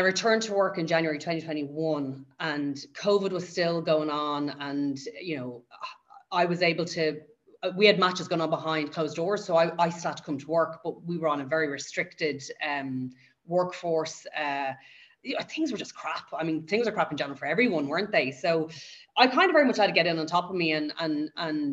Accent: Dublin, Leinster, Ireland; I live and I've grown up in Dublin. I've been there my whole life.

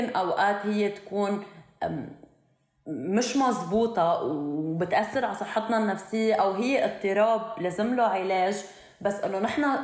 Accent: Syria; انه انا بالنسبه لإلي كان انه انا بهيدا انه انا سوري

